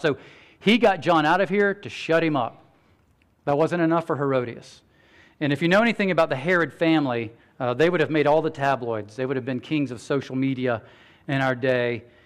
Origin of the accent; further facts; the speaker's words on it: United States; American Christians